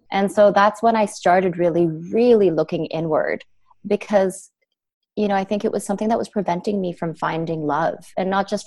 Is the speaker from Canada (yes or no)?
yes; Canada; also born or lived in United States; I ended up, I'm from Canadian. So I ended up leaving my life in the States, which I had lived in for 12 years